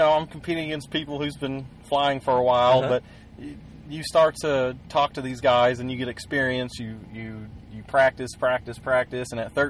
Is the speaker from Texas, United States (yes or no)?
yes; Arlington, Texas, United States; I'm from Arlington, Texas. I'm 23 years old